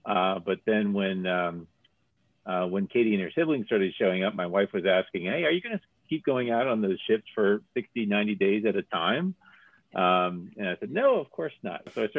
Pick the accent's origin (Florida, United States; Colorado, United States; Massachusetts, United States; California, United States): Florida, United States; Miami; moved away; also born or lived in Rhode Island; I grew up in Miami